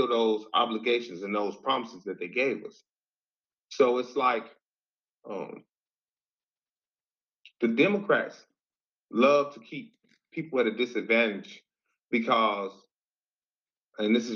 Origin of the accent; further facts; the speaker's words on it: United States; also born or lived in Detroit; I grew up in the Washington Park neighborhood.